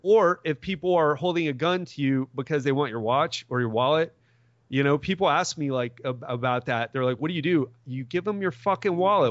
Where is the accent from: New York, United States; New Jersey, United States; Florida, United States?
Florida, United States; Miami; I'm from Miami, I moved to Miami Beach